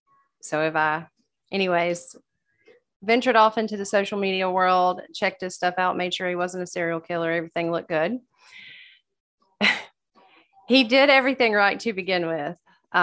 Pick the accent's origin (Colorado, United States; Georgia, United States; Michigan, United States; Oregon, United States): Georgia, United States; I'm from Georgia.